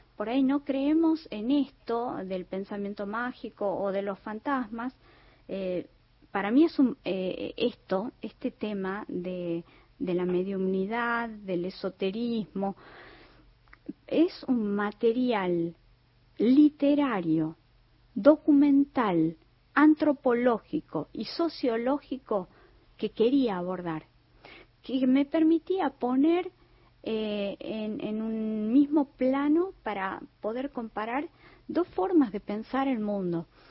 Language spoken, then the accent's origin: Spanish; Tucumán, Argentina; yo como tucumana